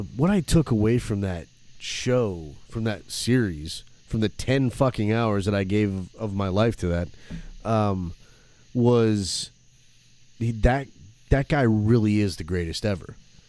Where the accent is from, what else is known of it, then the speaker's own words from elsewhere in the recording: Flint, Michigan, United States; growing up in Flint, you know, in Michigan. Flint, Michigan, outskirts, Swartz Creek, all those little towns